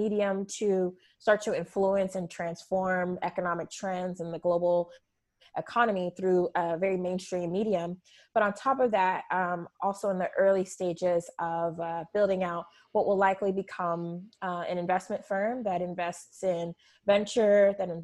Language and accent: English; Fontana, California, United States; now in Los Angeles, United States; I'm somebody who grew up in a very multicultural community in Rancho, in Fontana